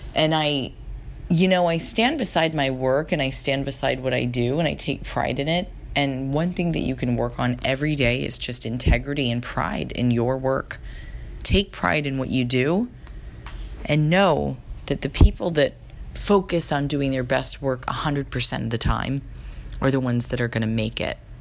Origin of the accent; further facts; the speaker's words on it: San Diego, California, United States; moved away as an adult; now in San Francisco, United States; where I grew up in San Diego